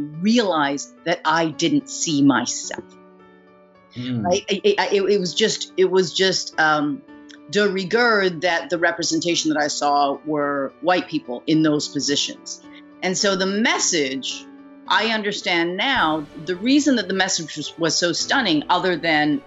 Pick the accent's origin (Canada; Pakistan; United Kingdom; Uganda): Canada; Vancouver, British Columbia; moved away; also born or lived in New York; growing up in Vancouver